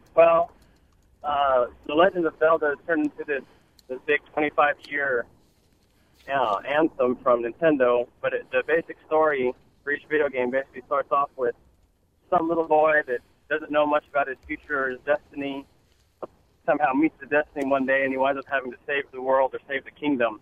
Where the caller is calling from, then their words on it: Houston, Texas, United States; I'm calling from Houston, Texas.